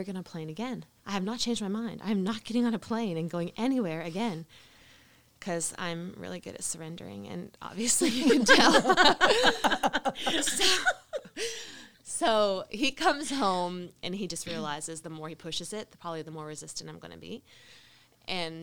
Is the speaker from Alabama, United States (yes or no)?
yes; Alabama, United States; we're from Alabama. We came back to Alabama